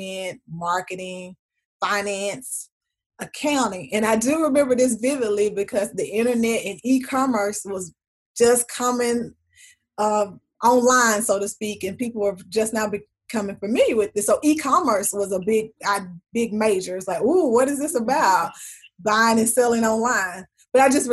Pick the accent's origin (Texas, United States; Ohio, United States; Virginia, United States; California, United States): Texas, United States; Northeast; now in Atlanta, United States; I am from Northeast Texas